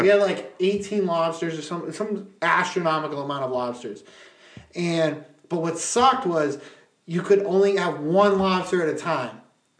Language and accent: English; New Hampshire, United States; and I'm from New Hampshire.